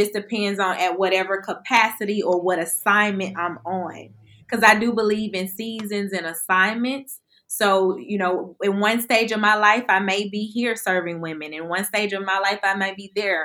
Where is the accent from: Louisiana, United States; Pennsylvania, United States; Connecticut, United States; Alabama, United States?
Alabama, United States; Birmingham; I'm from Birmingham, Alabama